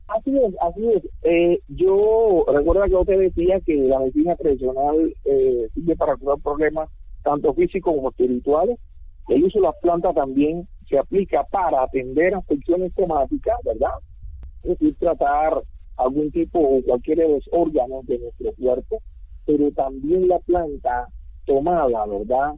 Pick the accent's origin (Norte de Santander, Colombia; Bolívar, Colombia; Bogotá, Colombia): Bolívar, Colombia; San Basilio de Palenque; first language Palenquero; Spanish is a second language; nací acá en Palenque, me crié en Palenque, vivo en Palenque